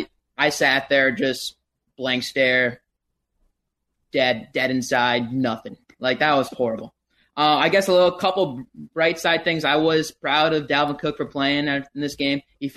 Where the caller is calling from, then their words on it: St. Louis Park, Minnesota, United States; St. Louis Park today, boys.